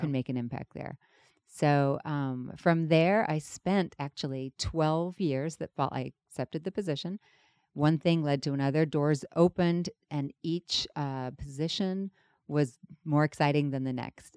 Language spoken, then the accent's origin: English; London, United Kingdom; now in Los Angeles, United States; I was born in London, England.